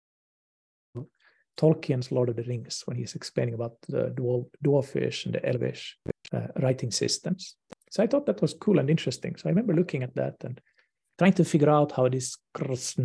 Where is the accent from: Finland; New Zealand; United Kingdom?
Finland; here in my hometown in Finland